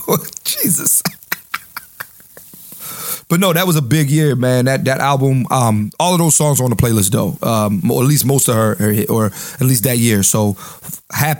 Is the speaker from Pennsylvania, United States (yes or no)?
yes; Philadelphia, Pennsylvania, United States; I'm from Uptown